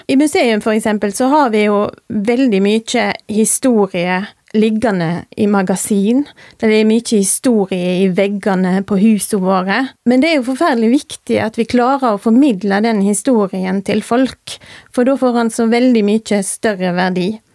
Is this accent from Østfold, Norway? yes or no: no; Rosendal, Vestland, Norway; also born or lived in Voss; Jeg er født og jeg er oppvokst i Rosendal.